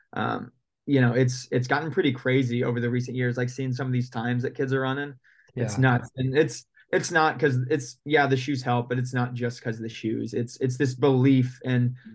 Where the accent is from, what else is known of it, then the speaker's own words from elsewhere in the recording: Indiana, United States; moved away as an adult; also born or lived in Ohio; now in Portland, United States; grew up in Indiana my whole life, went to Indiana high schools